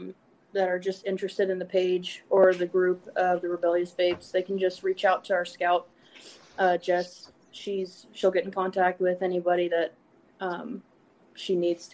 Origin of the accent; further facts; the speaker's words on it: Texas, United States; also born or lived in Tennessee; I'm from Texas, Josh, though.